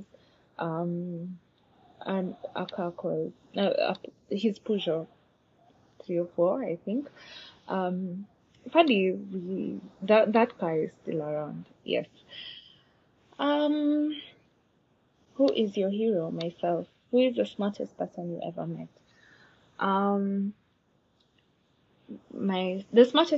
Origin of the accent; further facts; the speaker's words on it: Nairobi, Kenya; I grew up in Nairobi.